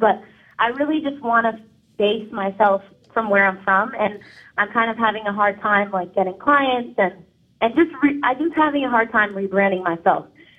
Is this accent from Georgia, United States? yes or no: no; Danbury, Connecticut, United States; I am actually from Danbury.